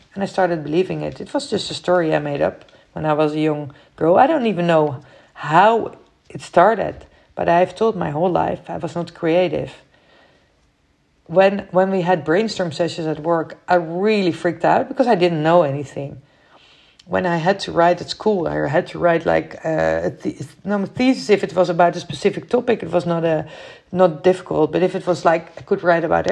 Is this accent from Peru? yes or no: no; Netherlands; I'm from the Netherlands